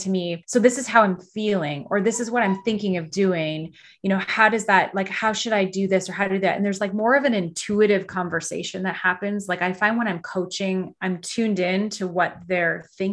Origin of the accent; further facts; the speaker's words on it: Canada; I'm Canadian.